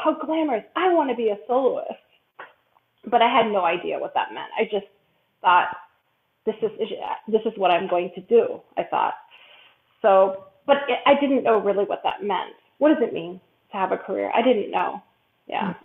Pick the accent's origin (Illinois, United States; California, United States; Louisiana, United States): Illinois, United States; Chicago; moved away as an adult; also born or lived in Philadelphia; I'm originally from Chicago and grew up uh, from there my whole life